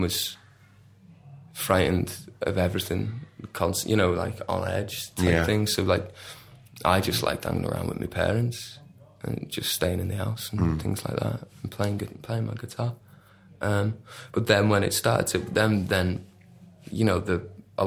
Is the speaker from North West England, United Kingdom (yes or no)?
yes; West Kirby, North West England, United Kingdom; also born or lived in Warrington / Salford / Ramsbottom; we're not from Liverpool, we're from, like, that really uncool peninsula just beneath.